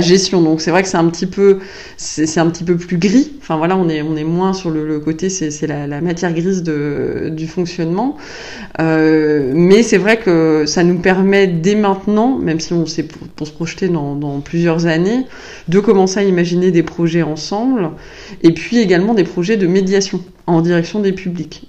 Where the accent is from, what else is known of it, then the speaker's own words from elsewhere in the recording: La Roche-sur-Yon, Pays de la Loire, France; moved away as an adult; also born or lived in Nantes; now in Tours, France; je suis née à Nantes, mais euh, j'ai grandi toute mon enfance en Vendée, donc à la campagne